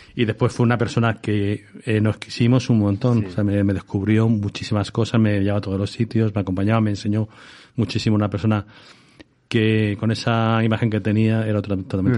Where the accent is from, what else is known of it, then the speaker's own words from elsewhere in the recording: Madrid, Community of Madrid, Spain; also born or lived in New York; yo soy de Vallecas